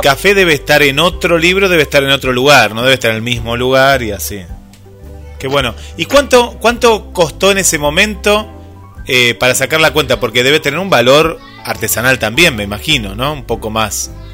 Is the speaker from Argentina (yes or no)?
yes; Mar del Plata, Buenos Aires Province, Argentina; yo soy de Mar del Plata, y tengo público en Buenos Aires